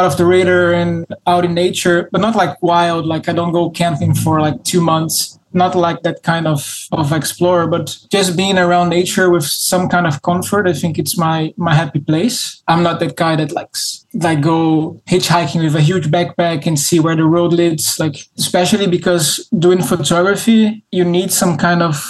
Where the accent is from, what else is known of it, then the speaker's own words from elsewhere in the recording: Rio de Janeiro, Brazil; I am born and raised in Rio.